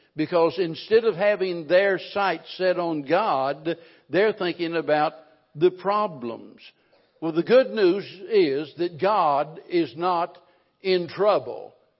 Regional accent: the Ozarks, Missouri, United States; I was raised in the Ozarks

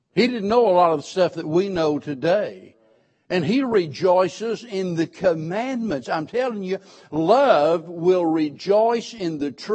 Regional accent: Springfield, Missouri, United States; born and raised in Springfield, Missouri

